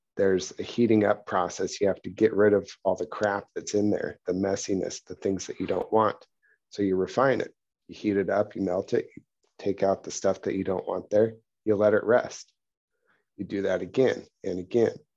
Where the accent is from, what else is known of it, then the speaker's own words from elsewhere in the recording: Pacific Northwest, United States; I grew up in the Pacific Northwest where there's, like, old growth redwoods all over the place